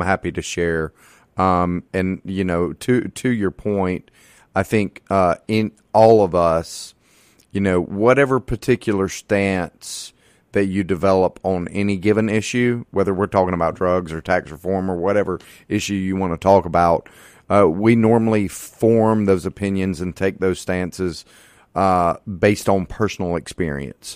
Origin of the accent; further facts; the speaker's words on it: Hattiesburg, Mississippi, United States; I'm a native Mississippian. I was born and raised in Hattiesburg